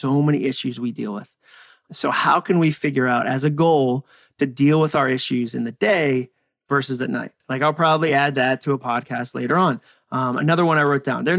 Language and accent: English; near Walden Pond, Massachusetts, United States; moved away as an adult; also born or lived in Birmingham, Alabama / Hudson, Massachusetts; I grew up near Walden Pond in Massachusetts. I grew up in New England.